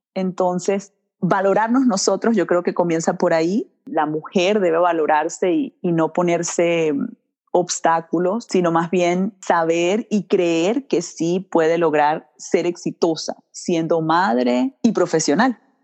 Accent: Vargas, La Guaira, Venezuela; also born or lived in Milwaukee, Wisconsin / Washington; now in Florida, United States; Nací en Milwaukee, Wisconsin, y mis papás estaban estudiando acá en este país. Y ya luego, cuando cambió la economía en Venezuela, se regresan a Venezuela, su país natal, y allí me crían, en Venezuela

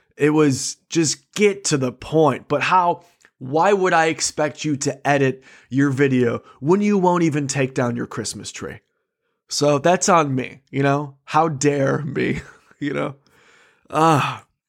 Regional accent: Michigan, United States; I am a comic from Michigan.

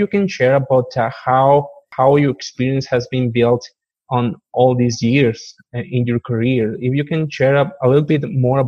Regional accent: Mexico; English is a second language; now in Canada; Because when I came from Mexico, I was so excited to see, like, and explore and see what's going on with the province.

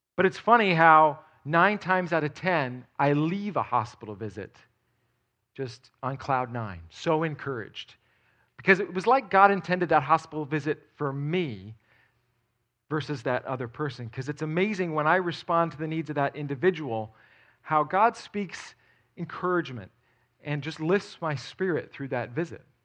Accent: outside of New York City, United States; moved away; I grew up outside of New York City

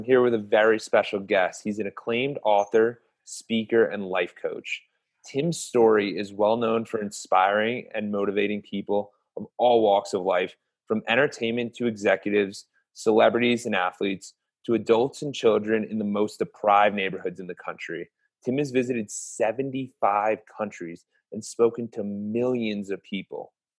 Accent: Tampa, Florida, United States; now in Denver, United States; I was originally in Tampa, but I'm using the remote lifestyle to come to you from Denver.

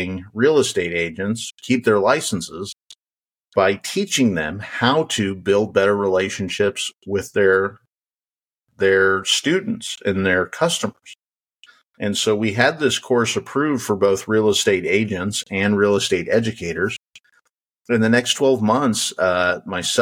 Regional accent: Wyoming, United States; I grew up in Wyoming

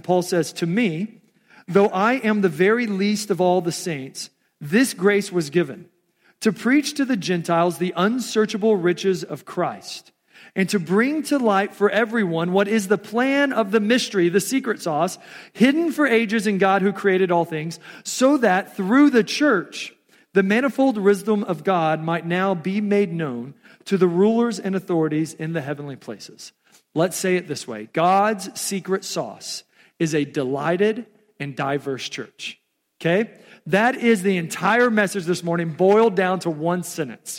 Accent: Texas, United States; also born or lived in Omaha, Nebraska; now in Council Bluffs, United States; I was born and raised in Texas.

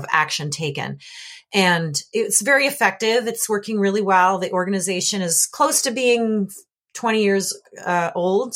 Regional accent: Canada; When I was a little kid, I grew up in Canada

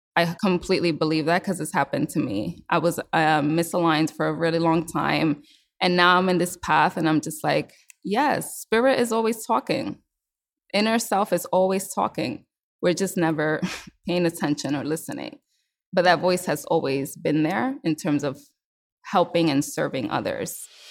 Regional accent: New York City, New York, United States; I was born and raised in New York City

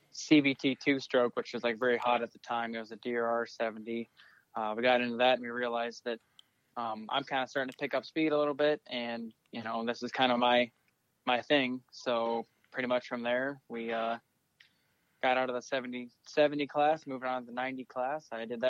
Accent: Bettendorf, Iowa, United States; I'm from Bettendorf, Iowa, Eastern Iowa. I'm 18 years old

